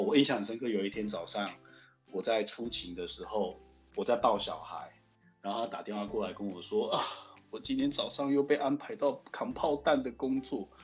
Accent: Zhongli, Taoyuan, Taiwan; also born or lived in United States / China; 我是中立人

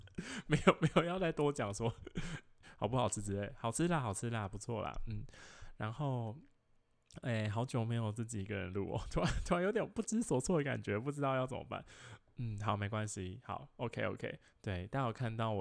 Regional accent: Taoyuan, Taiwan; 就是我我桃園，就我是桃園人，我是桃園老家旁邊的一座山，然後那個山真去過幾千幾百遍

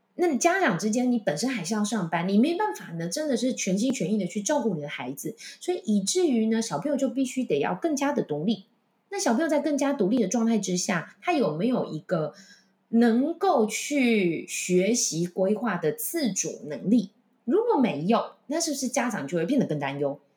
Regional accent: Taichung, Taiwan; moved away as an adult; also born or lived in Taipei; 像我是台中人

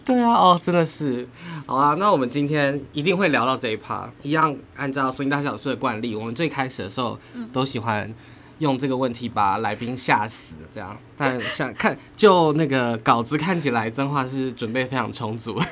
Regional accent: Taipei, Taiwan; 我自己是三，新北出生， 台北长大嘛

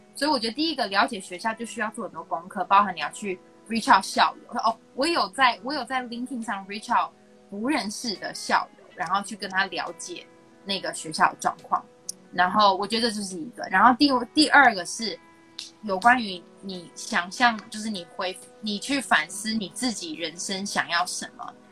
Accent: Taiwan; 从小在台湾写文章

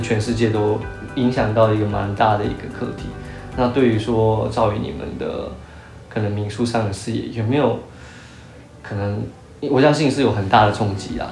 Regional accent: Taiwan; 跟我们都是台湾人

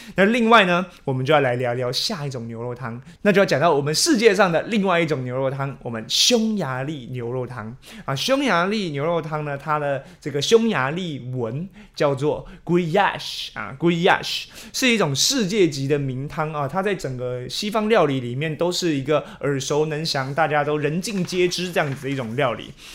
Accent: Taiwan; 我们台湾人

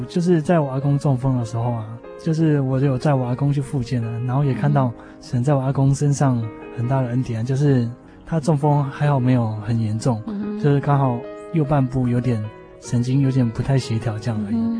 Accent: Guanziling, Tainan, Taiwan; 我小时候住在台南县关子里那个乡下的地方

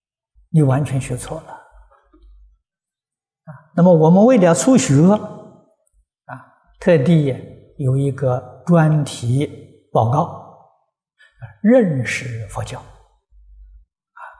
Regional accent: China; 我们中国人呢，喜欢简单，把它的尾音呢省掉了。

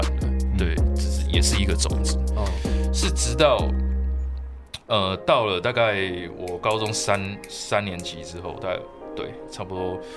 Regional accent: Taipei, Taiwan; 其实是在台北长大，我出生在台北，在台北长大，然后什么事情都在，都在台北做

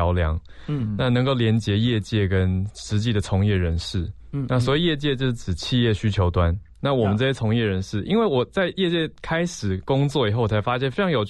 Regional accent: Taiwan; 我没有在国外念书，就只有在台湾土生土长啦。

